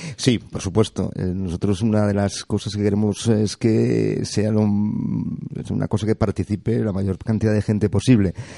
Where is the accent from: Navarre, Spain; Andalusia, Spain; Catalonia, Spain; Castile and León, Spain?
Catalonia, Spain; Barcelona; moved away as an adult; now in Las Palmas, Spain; Yo soy de Barcelona y tengo un puerto fantástico